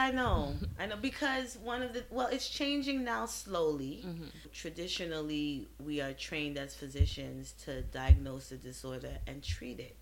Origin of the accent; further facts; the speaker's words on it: New York City, New York, United States; also born or lived in Trinidad and Tobago; growing up in Brooklyn